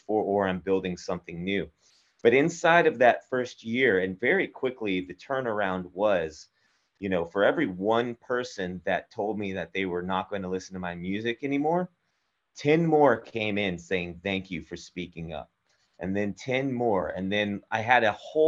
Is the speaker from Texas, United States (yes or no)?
yes; Texas, United States; I'm from Texas. I went from Texas to Austria